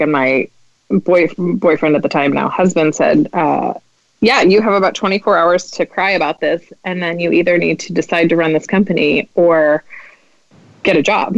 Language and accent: English; Midwest, United States; I'm Midwestern